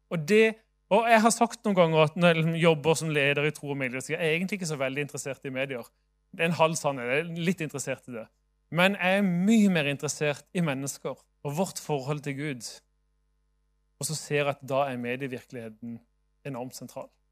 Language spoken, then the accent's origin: Norwegian; Sørlandet, Norway; now in Bergen, Norway; jeg er jo sørlending sjøl